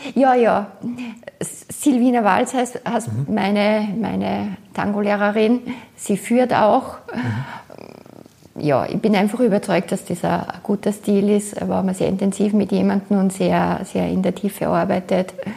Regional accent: Austria; moved away as an adult; now in Buenos Aires, Argentina; Ich bin aus Österreich

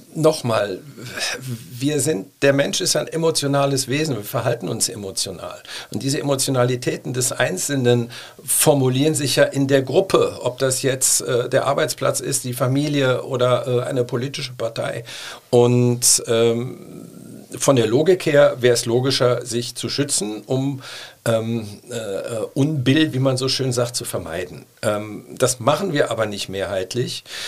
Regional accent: Cologne, North Rhine-Westphalia, Germany; als stolzer Kölner

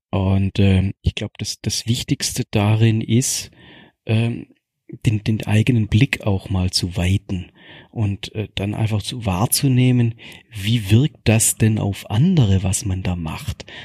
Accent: Baden-Württemberg, Germany; als Schwabe perfekt. Ich kann das zwei, dreimal aufgießen mit den gleichen Teeblättern.

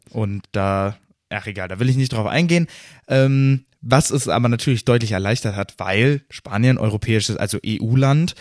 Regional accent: Germany; als Deutscher

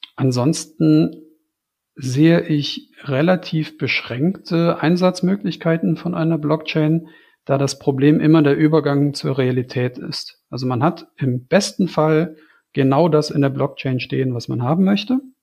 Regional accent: Germany; ich als Deutscher

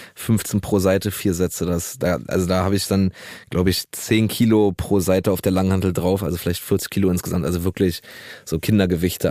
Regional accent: Berlin, Germany; ich bin auch in Neukölln groß geworden

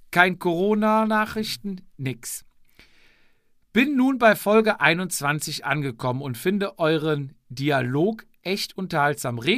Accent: Austria; die einzelnen Rennen und diverse Veranstaltungen bzw. Kategorien sagen mir als Österreicher zwar zeitweise nichts

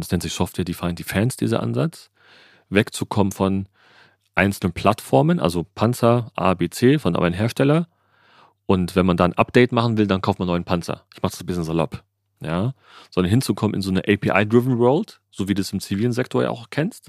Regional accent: Germany

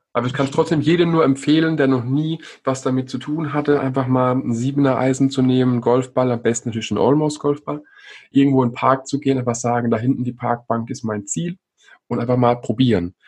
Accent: Rhine Plain and the Palatinate, Rhineland-Palatinate, Germany; in der Rheinebene und der Pfalz, wo ich ja herkomme

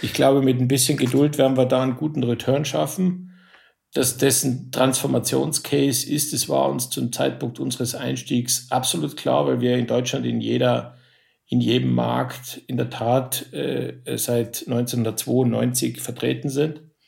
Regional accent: Innsbruck, Tyrol, Austria; now in Germany; ich bin Österreicher

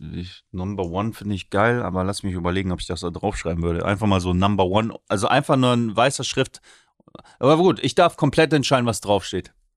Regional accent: Oldenburg, Lower Saxony, Germany; Ich bin ja Oldenburger

